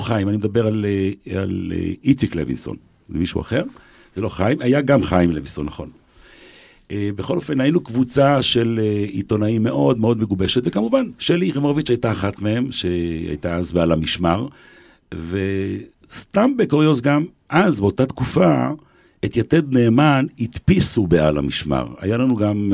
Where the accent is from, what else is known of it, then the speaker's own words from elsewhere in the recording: Jerusalem, Jerusalem District, Israel; also born or lived in Beersheba; אני גדלתי בצעירותי, בילדותי, נולדתי ליד אה, בניין הרדיו בירושלים